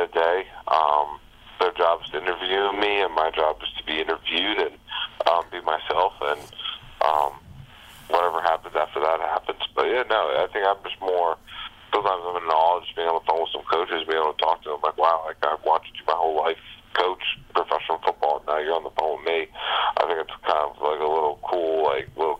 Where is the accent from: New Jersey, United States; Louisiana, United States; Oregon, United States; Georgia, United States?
New Jersey, United States; St. Joseph; Growing up, I actually was the water boy for St. Joe's